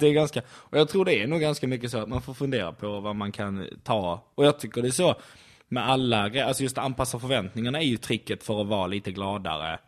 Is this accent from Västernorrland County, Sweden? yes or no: no; Skåne, Sweden